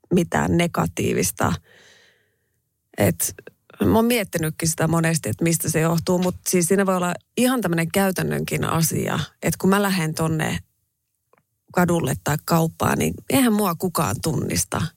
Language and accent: Finnish; Raahe, North Ostrobothnia, Finland; accent: Raahe dialect; moved away; kun mä menen raaheen, niin tota, kyllä mun murre muuttuu